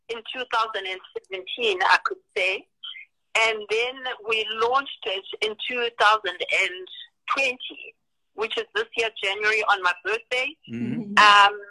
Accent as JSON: {"language": "English", "country": "Eswatini", "moved": "yes", "said": "I'm actually Swati. I'm not I'm not Zimbabwean."}